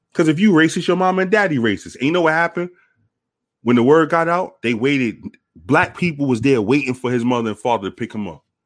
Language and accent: English; New York City, New York, United States; I was raised around multiple races. I'm from, I'm from the Bronx.